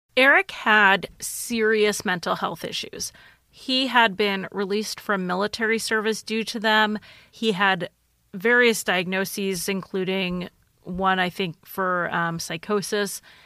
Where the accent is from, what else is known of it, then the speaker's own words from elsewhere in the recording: United States; I'm American